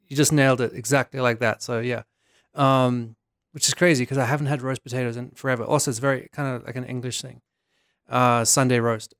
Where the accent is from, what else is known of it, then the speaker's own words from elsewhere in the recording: South Africa; moved away; I'm from Africa